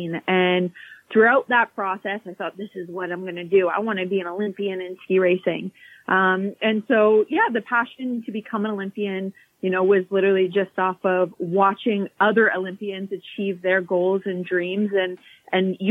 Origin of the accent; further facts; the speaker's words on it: Calgary, Alberta, Canada; Born and raised in Calgary